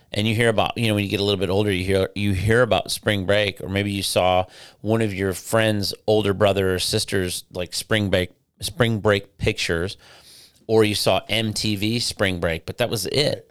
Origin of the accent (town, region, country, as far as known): Midwest, United States; born or raised there; moved away